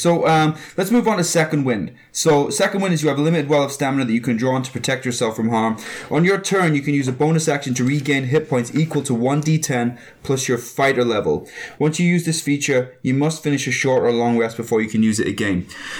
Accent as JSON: {"language": "English", "country": "Canada", "said": "we're so Canadian."}